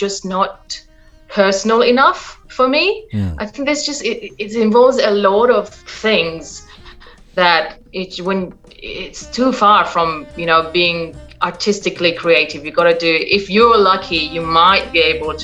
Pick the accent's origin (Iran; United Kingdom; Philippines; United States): Iran; born or raised there; moved away as an adult; now in Perth, Australia